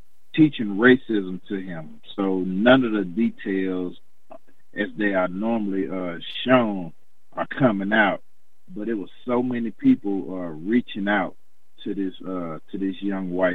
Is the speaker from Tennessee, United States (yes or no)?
yes; Chattanooga, Tennessee, United States; where I'm from Chattanooga, Tennessee